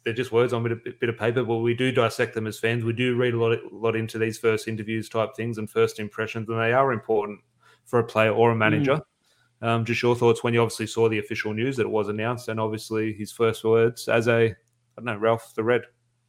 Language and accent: English; Australia; And as Australian Man United fans